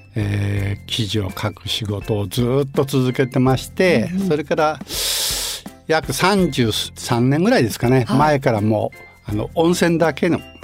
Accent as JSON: {"language": "Japanese", "region": "Gunma", "country": "Japan", "tie": "born or raised there", "said": "私は群馬県出身なので"}